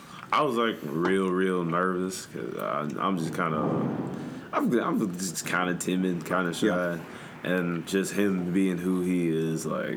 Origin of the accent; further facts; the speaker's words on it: McKinney, Texas, United States; also born or lived in Waco, Texas; So, my mom and dad, we all lived up in Dallas, McKinney specifically, is like North Dallas